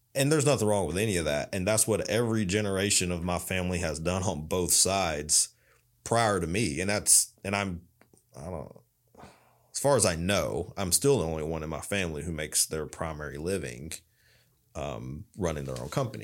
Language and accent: English; Loudon, Tennessee, United States; I grew up in Loudoun, Tennessee.